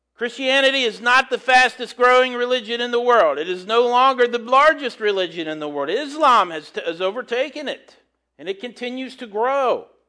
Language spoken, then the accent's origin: English; United States; as an American